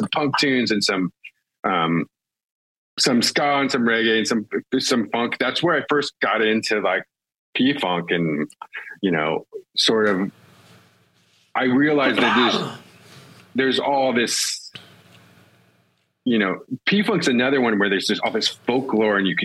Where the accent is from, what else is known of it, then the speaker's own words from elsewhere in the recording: Southern California, United States; When I was a kid growing up in Southern California in the 80s